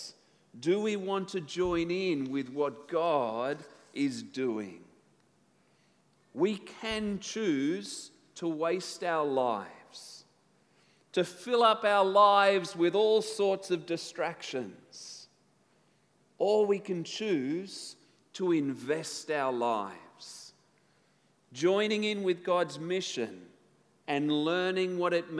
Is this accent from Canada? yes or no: no; Tasmania, Australia; I come from Tasmania